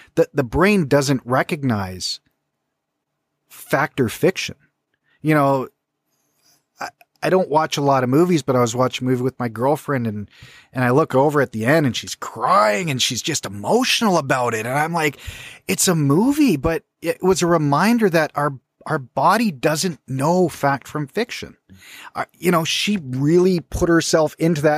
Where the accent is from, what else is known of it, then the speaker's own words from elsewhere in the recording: British Columbia, Canada; growing up in British Columbia